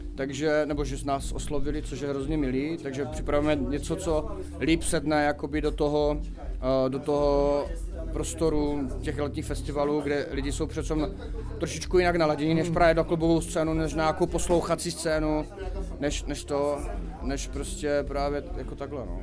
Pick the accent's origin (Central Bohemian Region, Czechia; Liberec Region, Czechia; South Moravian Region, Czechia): South Moravian Region, Czechia; Brno; jsme z Brna